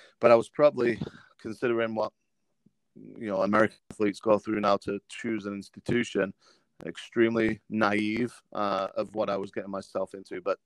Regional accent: England, United Kingdom; moved away as an adult; now in United States; growing up in England

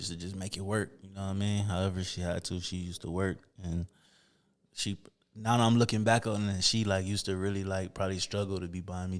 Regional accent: Toledo, Ohio, United States; On Belmont. So 1600 block, 1676 Belmont to be exact. My granddad, grandmother house.

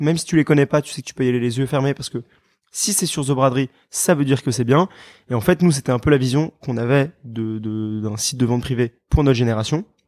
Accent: Paris, Île-de-France, France; also born or lived in London, United Kingdom; je suis parisien, j'ai fait mes études en Angleterre, à Londres.

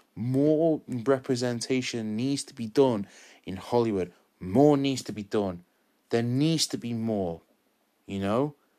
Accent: United Kingdom; I'm Mexican British, well, British Mexican, 'cause I was born here.

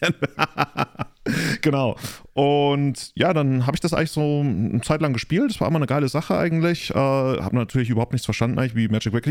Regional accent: near Freising, Bavaria, Germany; Ich komme aus Neufan, das ist in der Nähe von Freising

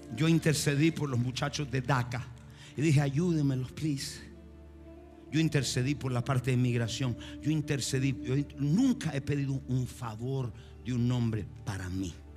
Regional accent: Argentina; Soy argentino

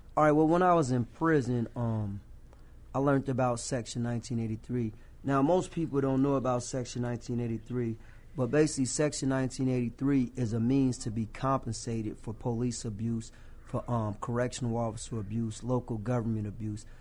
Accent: Rock Island, Illinois, United States; my hometown of Rock Island

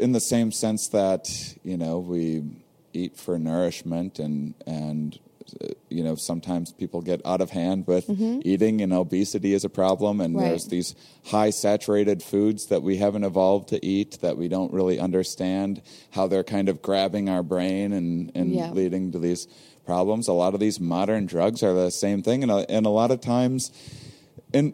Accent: Midwest, United States; we're both from the Midwest

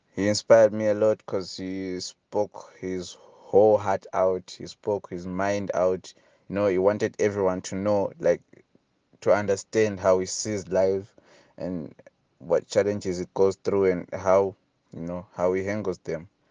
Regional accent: Hwange, Matabeleland North, Zimbabwe; English is a second language; moved away as an adult; now in Bulawayo, Zimbabwe; my hometown in Wange

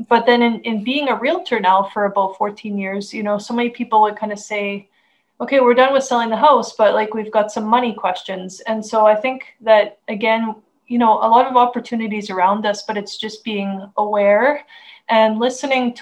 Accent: Canada; I'm from Canada. And I live the rural life

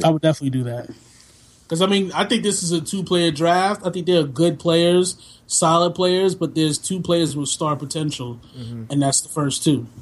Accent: New York City, New York, United States; moved away; I'm also from New York City, specifically the Bronx, specifically like the most deadly part of New York City

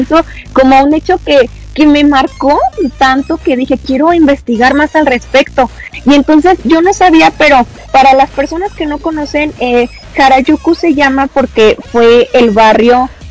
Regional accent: Mexico; me di a conocer eh, tanto en mi país

